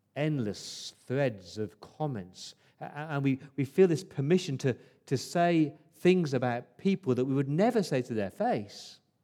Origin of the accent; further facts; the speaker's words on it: England, United Kingdom; now in Australia; as a Englishman